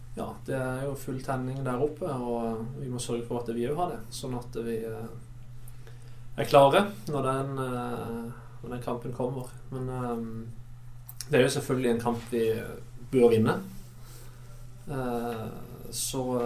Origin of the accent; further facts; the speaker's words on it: Kristiansand, Agder, Norway; jeg følger litt med på Start siden jeg er fra Kristiansand